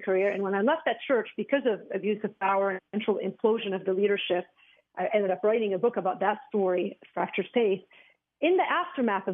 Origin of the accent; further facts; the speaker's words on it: Beirut, Beirut Governorate, Lebanon; I grew up in Beirut, Lebanon